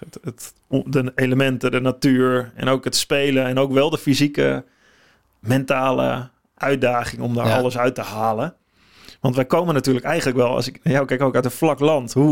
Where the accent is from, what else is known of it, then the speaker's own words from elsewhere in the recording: Netherlands; normaal gesproken, hebben we kennen als Nederlanders, we gaan naar Oostenrijk voornamelijk.